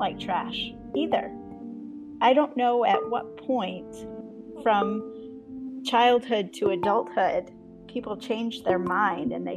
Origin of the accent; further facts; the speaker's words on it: Vermont, United States; I grew up in Vermont and participated in Green Up Day